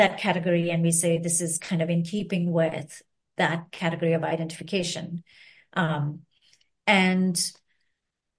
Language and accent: English; Sri Lanka; now in United States; I'm from Sri Lanka